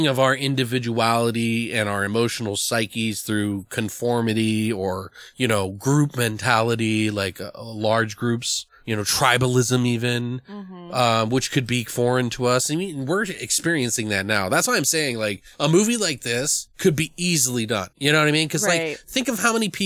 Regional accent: United States; as an American

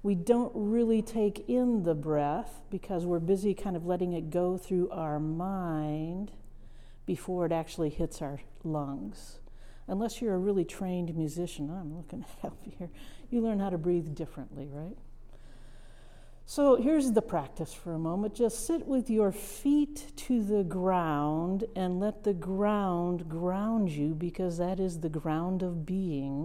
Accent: Midwest, United States; moved away; I'm a Midwesterner, farm girl, first generation college student, who ended up in a place that I had no imagination for as a child. But part of what I learned in that Midwestern town, it was a farm town

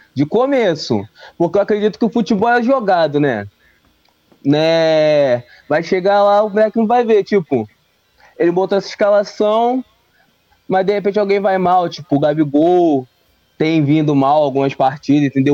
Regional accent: Rio de Janeiro, Brazil; sou do Rio de Janeiro, Campo Grande, Zona Oeste do, do Rio de Janeiro

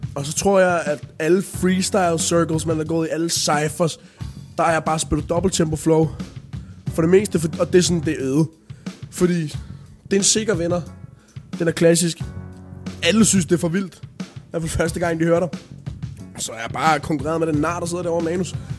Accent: Denmark; man kan godt høre, at jeg var dansk

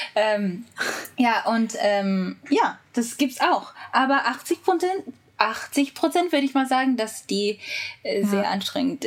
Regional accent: Japan; German is a second language; ich bin Japanerin, aber ich, ich mhm. war auch in Juku

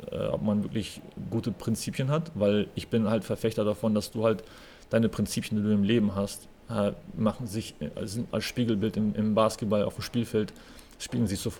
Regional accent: West Germany, Germany; also ich bin halt im Osten geboren, im Westen aufgewachsen, im Westen studiert und dann wieder in den Osten ähm, als Profi zu arbeiten

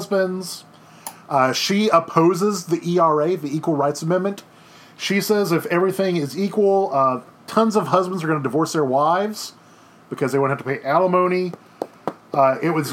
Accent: Baton Rouge, Louisiana, United States; I grew up in Baton Rouge.

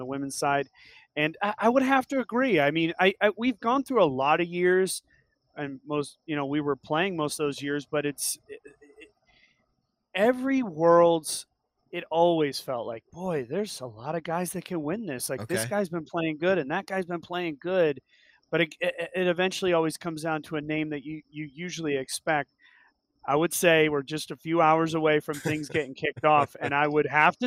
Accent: Santa Cruz, California, United States; I grew up in Santa Cruz, California

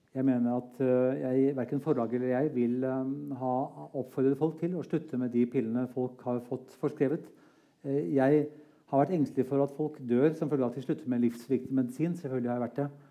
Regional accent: Norway

